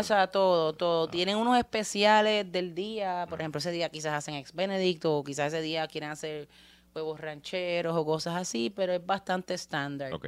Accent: Puerto Rico; somos puertorriqueños y tenemos playa

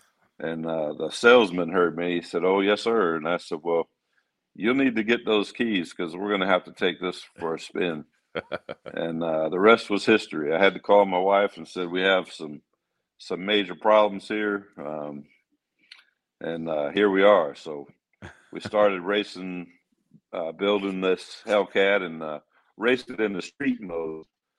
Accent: St. Charles, Missouri, United States; We came from St. Charles, Missouri, which is one of the hot rod capitals of America.

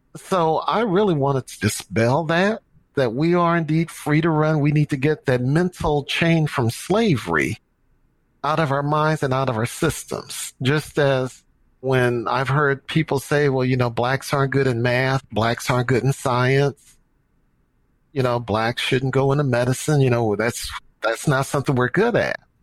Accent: St. Louis, Missouri, United States; moved away as an adult; now in Dallas, United States; I'm from St. Louis, my hometown. And when I played sports in high school, I played soccer

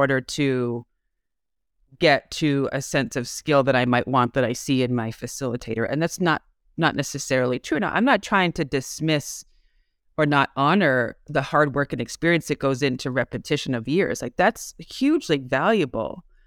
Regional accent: Massachusetts, United States; I'm from Massachusetts.

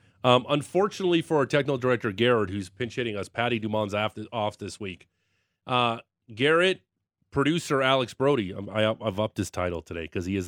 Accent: Niagara Falls, Ontario, Canada; Yeah, I'm definitely not from Toronto.

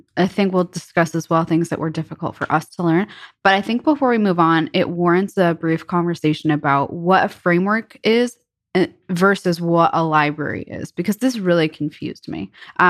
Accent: New York, United States; I come from New York, and me being a New Yorker, I love quality pizza.

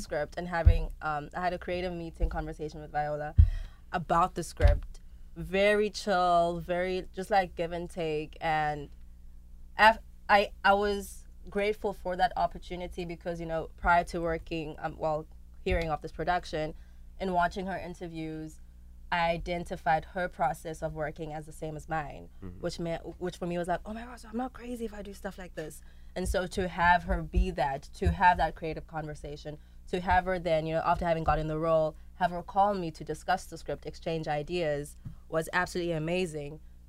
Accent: South Africa; And I was shocked because I am South African. This is a story that happened in Africa, and I'd never, ever, ever, ever, ever heard of it.

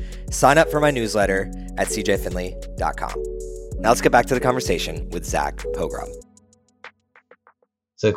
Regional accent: New Jersey, United States; I'm from Jersey

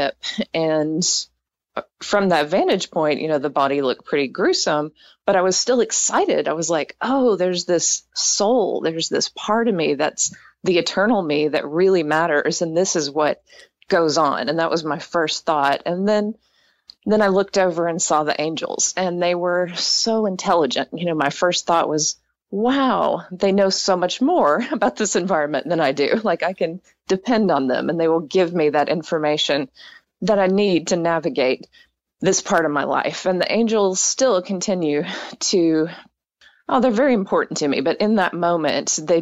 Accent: East Texas, United States; I grew up in East Texas, and I was raised in an evangelical home

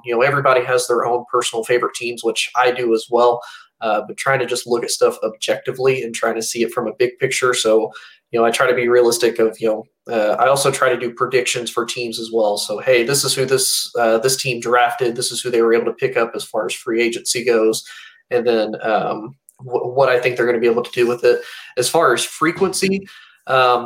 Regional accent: Indianapolis, Indiana, United States; moved away; Growing up, at least in the state that I grew up. So I'm from Indianapolis, Indiana originally

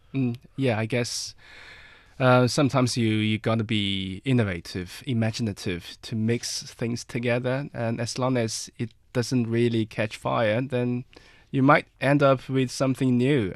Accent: Inner Mongolia, China; I'm from Inner Mongolia. I'm a Mongolian

